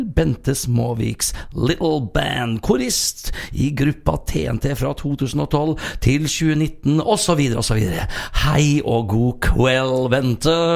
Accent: Sarpsborg, Østfold, Norway; moved away as an adult; also born or lived in Fredrikstad; now in Trøndelag, Norway; Født og oppvokst i Sarpsborg, 20 minutter fra Sverige og en drøy time fra Oslo

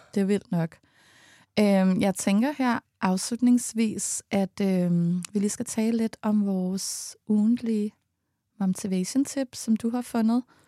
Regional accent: Allerød, Capital Region of Denmark, Denmark; som vi er vokset op med, da vi var små i Allerød

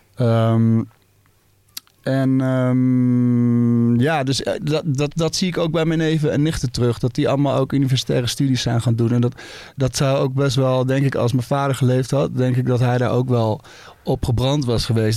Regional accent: Baarn, Utrecht, Netherlands; ik ben in Baarn geboren.

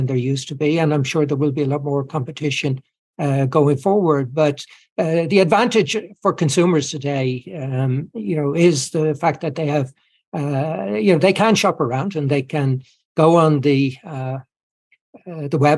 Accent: Ireland; as Irish people, we're well used to traveling around the world

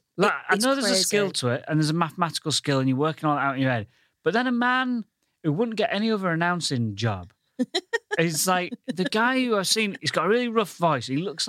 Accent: Goole, Yorkshire and the Humber, United Kingdom; moved away as an adult; now in London, United Kingdom; I come from the northern town of Goole.

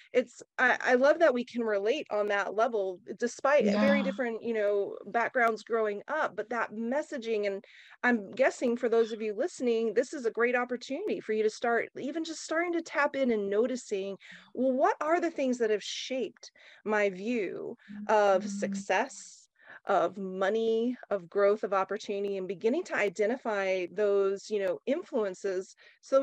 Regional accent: Oklahoma, United States; growing up in Oklahoma, you know, in the country

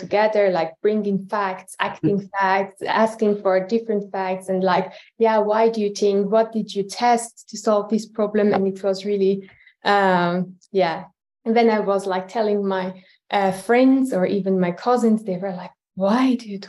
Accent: Tehran, Tehran Province, Iran; moved away as an adult; now in Luxembourg; I'm originally from Iran. I was born in Tehran. And I left Iran about 11 years ago in 2012

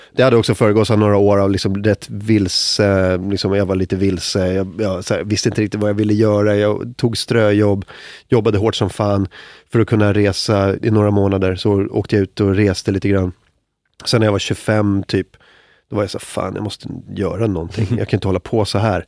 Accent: Stockholm, Stockholm County, Sweden; så störig stockholmare

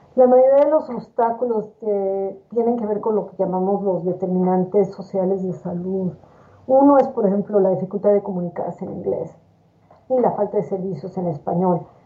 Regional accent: Mexico City, Mexico; moved away as an adult; also born or lived in New York / Miami / Michigan; now in Nashville, United States; yo nací en la Ciudad de México, donde estudié la carrera de medicina en la Universidad Autónoma de México

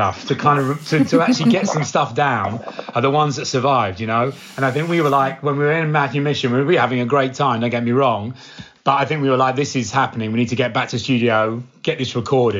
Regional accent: Cambridge, East of England, United Kingdom; my hometown, from Cambridge

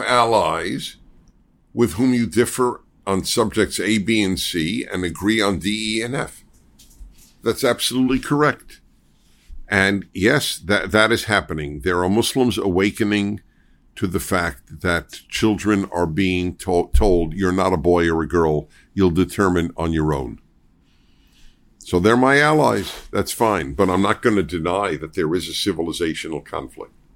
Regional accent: New York, United States; now in Los Angeles, United States; I'm a Jew from New York

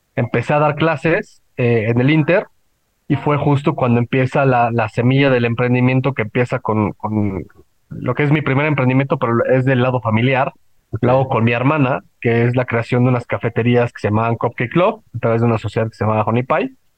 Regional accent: Mexico City, Mexico; also born or lived in Puebla; yo no vivía en Puebla, yo vivía en, bueno, yo soy de la Ciudad de México

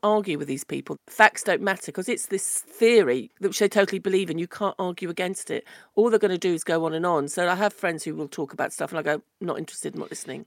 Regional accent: United Kingdom; British people don't like to do anything to improve the situation

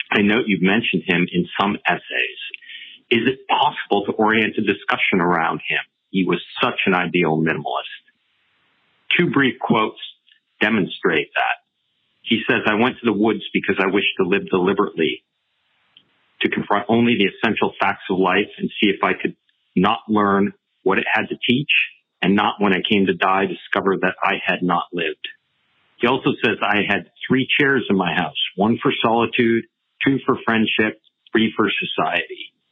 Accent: Concord, Massachusetts, United States; now in Petaluma, United States; I grew up near Concord, Mass

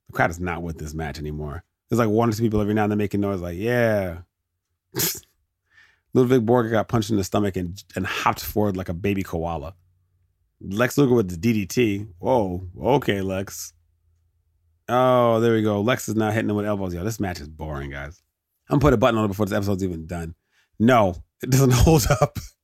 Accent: United States; as an American

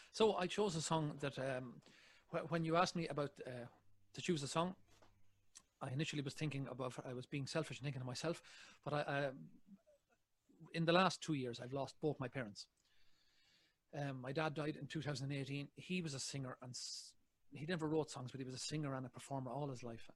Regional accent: Ireland; I'm an Irishman.

